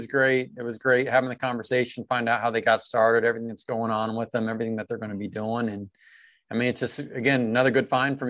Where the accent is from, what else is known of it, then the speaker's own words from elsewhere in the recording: Ohio, United States; I live in Ohio. I'm from Ohio.